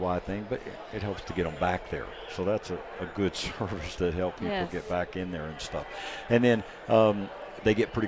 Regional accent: Texas, United States; I grew up in Texas

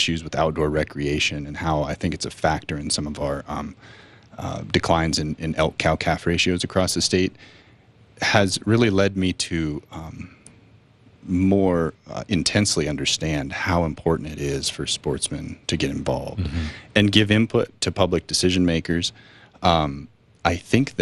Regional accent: Boulder County, Colorado, United States; also born or lived in Southeast Alaska; I was born in Colorado. I'm from Boulder County, north of Boulder

